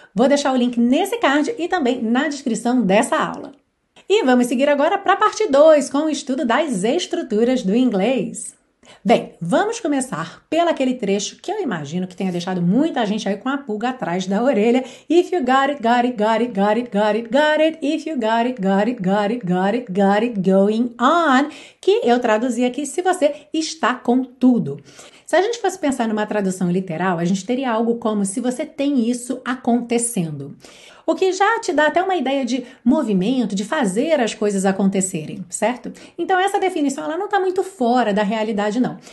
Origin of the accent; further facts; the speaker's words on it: Brazil; nós brasileiros